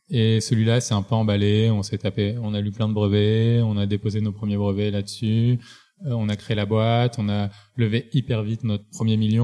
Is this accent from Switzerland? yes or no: no; Marseille, Provence-Alpes-Côte d'Azur, France; je viens de Marseille, grandi